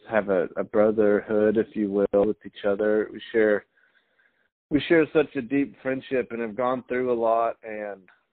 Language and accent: English; Tulsa, Oklahoma, United States; also born or lived in Los Angeles; Two of us are from Tulsa, Oklahoma